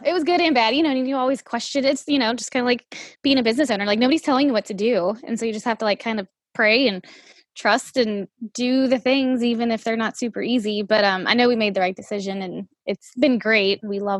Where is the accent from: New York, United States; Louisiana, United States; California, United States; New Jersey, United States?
Louisiana, United States; New Orleans; moved away as an adult; also born or lived in Brevard, North Carolina; now in Washington, United States; I'm originally from here, but I moved to New Orleans when I was in like grade school.